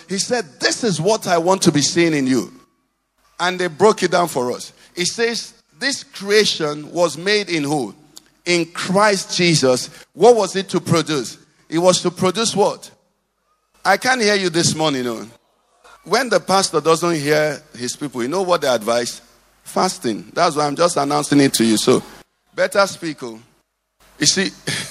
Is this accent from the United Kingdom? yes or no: no; Nigeria; I'm Nigerian.